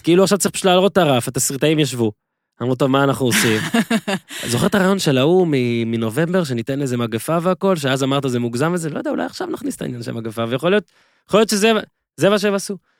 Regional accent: Northern District, Israel; moved away; כשגדלתי בצפון

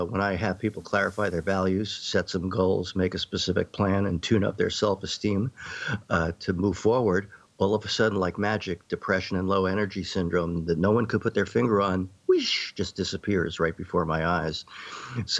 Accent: New York City, New York, United States; I grew up in New York City

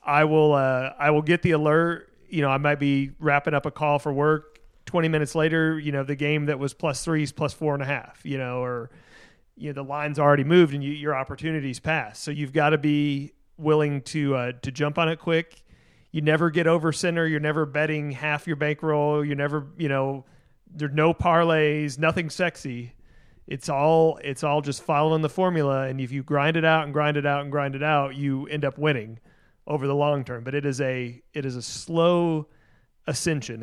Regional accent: Tennessee, United States; now in Texas, United States; Tennessee, my home state, the state that I grew up

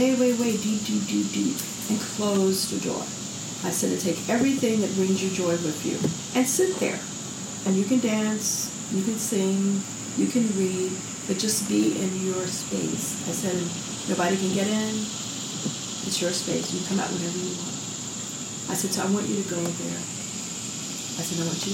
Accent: the South, United States; I grew up in the South

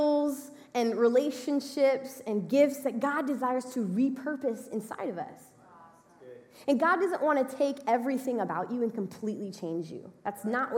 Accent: Texas, United States; we're from Texas

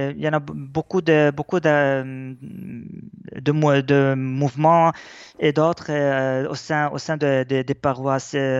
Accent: Lebanon; notre identité chrétienne est très importante pour nous parce que elle nous, force à être plus attachés même à notre terre

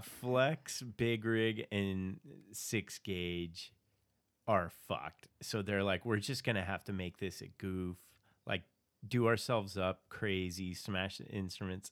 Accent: Phoenix, Arizona, United States; I was from Phoenix

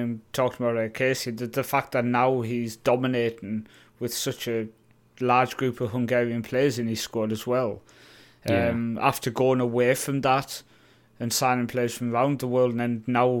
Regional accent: Newcastle, North East England, United Kingdom; I mean, I was going to go with the club I grew up supporting in Newcastle, but every time I do, I get sacked.

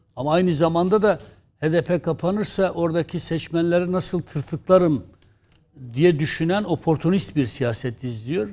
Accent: Diyarbakır, Diyarbakır Province, Turkey; biz Diyarbakır'dan geliyoruz. Bölgenin çocuğuyuz.

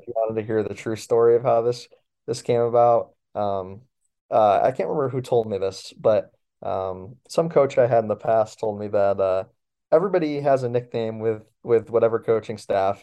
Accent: Baldwinsville, New York, United States; moved away as an adult; now in College Park, United States; I do have really a lot of love for my hometown.

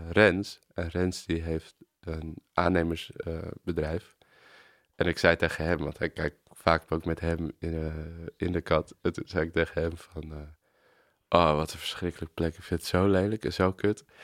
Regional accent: Amsterdam, North Holland, Netherlands; ik ben geboren op de Rijstraat, dus de straat van de Hartog. En toen ben ik daar, zijn mijn ouders daarna verhuisd toen ik drie was naar een zijstraat van de Weesbezijde.

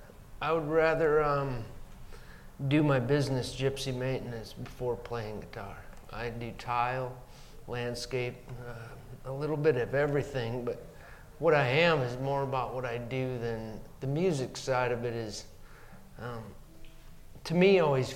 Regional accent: Montrose, South Dakota, United States; born or raised there

